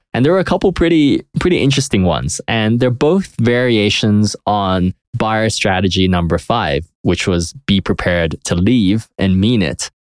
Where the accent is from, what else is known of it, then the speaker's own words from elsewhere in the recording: United Kingdom; now in United States; I'm from Europe. I'm from the U K